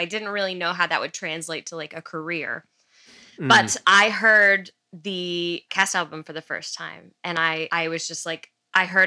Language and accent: English; Garland, Texas, United States; also born or lived in Dallas, Texas; I was born in Dallas, but I grew up in Garland, Texas